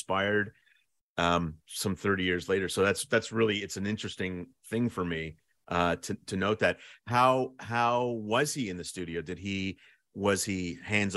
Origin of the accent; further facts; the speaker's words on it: Canada; As a Canadian